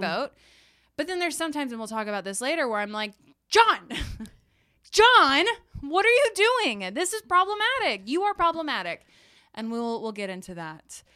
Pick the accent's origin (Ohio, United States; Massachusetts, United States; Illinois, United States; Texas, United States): Texas, United States; I'm a Texan